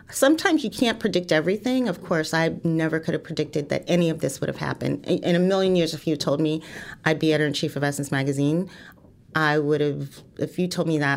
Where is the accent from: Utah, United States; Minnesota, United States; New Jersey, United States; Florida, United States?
New Jersey, United States; East Orange; also born or lived in Fort Deposit, Alabama; I grew up uh, in East Orange, New Jersey, all, all around New Jersey. Um, I was born in Fort Deposit, Alabama, where both my parents are from and met.